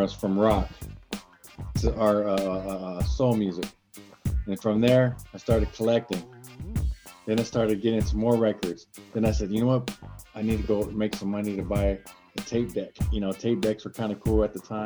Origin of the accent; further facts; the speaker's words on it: San Diego, California, United States; I was born and raised here in San Diego.